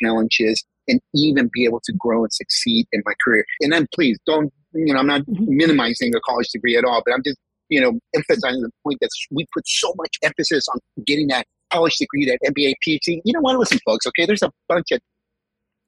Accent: California, United States; first language Spanish; also born or lived in Mexico; I was born in California, parents from Mexico. I lived my first 5 years in Mexico

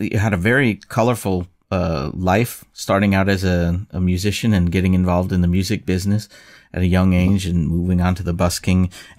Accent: New York, United States; because I'm from New York

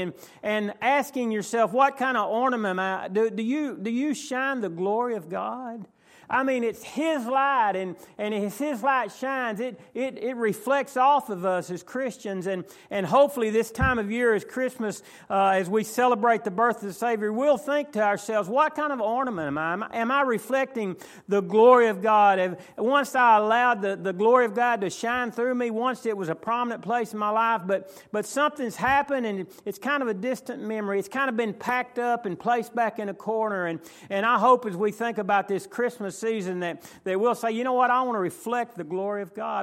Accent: McKinney, Texas, United States; I was raised in McKinney

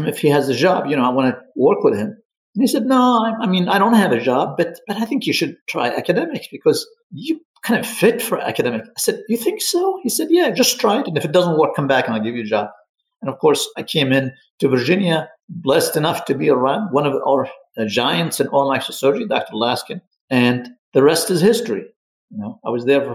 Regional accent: Libya; moved away as an adult; also born or lived in Egypt; now in United States; I'm originally from Libya

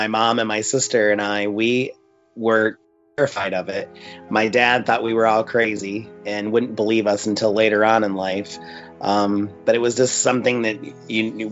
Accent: Fremont, Ohio, United States; moved away as an adult; also born or lived in Sandusky, Ohio; now in Orlando, United States; I was in Fremont for several years until I was about in my 20s

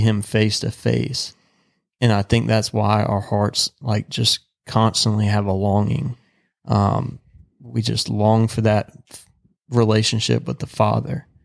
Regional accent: the South, United States; growing up in the South

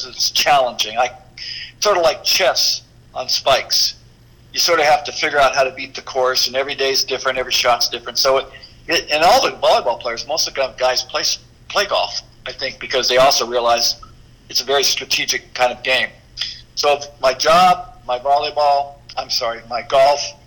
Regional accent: South Bay, California, United States; I grew up in the South Bay, so I'm working in the South Bay, PV, El Segundo, Manhattan, Hermosa, Redondo, everywhere.

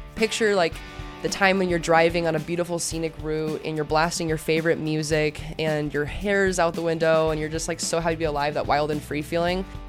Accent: Arizona, United States; I wanted to go back into my home state, Arizona

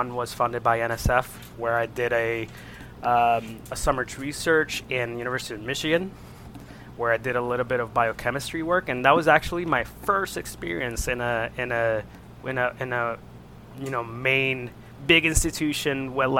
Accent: Isabela, Puerto Rico; moved away as an adult; also born or lived in Ohio / Toledo, Ohio; I am from Puerto Rico, from the home, my hometown is Isabela.

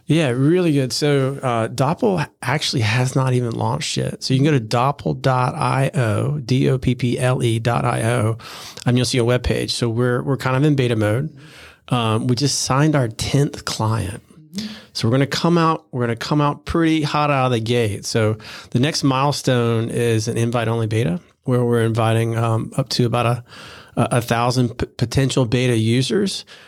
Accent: Florida, United States; also born or lived in New York; now in Charleston, United States; I grew up in Florida

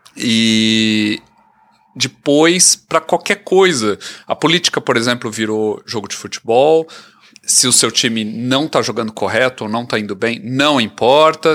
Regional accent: Brazil; now in Canada; a gente que nasceu no Brasil

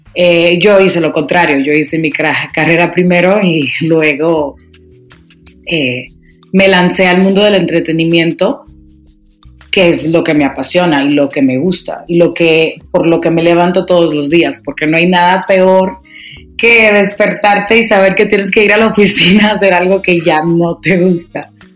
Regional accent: Dominican Republic; moved away as an adult; also born or lived in New York City, United States; now in Mexico City, Mexico; me crié en mi país, República Dominicana

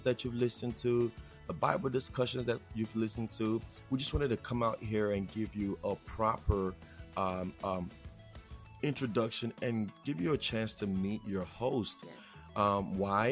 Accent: Nigeria; accent: Nigerian; now in United States; if you haven't heard it in my accent already, I am Nigerian

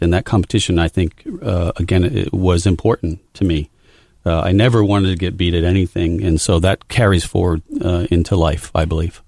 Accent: Amesbury, Massachusetts, United States; Growing up in a small town, very small town called Amesbury, Massachusetts

